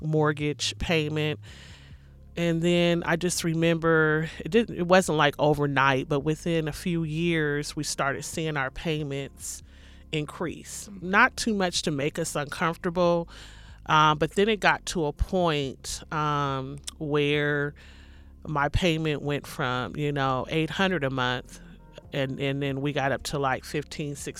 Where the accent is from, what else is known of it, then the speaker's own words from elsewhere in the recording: Portland, Oregon, United States; I'm born and raised in Portland, Oregon